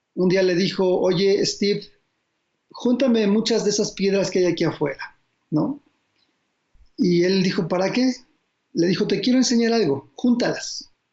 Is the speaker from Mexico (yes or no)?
yes; Mexico; como mexicanos